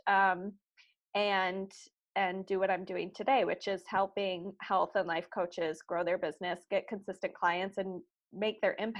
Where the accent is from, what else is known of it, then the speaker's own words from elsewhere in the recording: Chicago, Illinois, United States; moved away as an adult; also born or lived in Los Angeles; I'm originally from Chicago